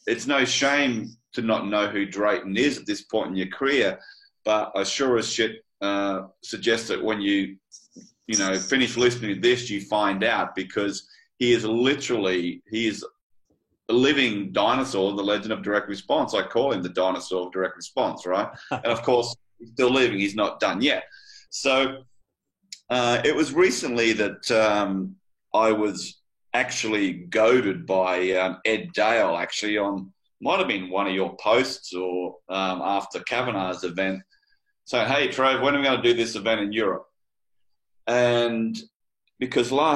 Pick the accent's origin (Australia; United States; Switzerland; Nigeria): Australia; me being the Australian